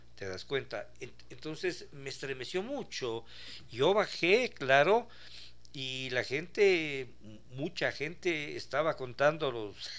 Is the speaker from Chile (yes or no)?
no; Ecuador; lo viví eso en mi país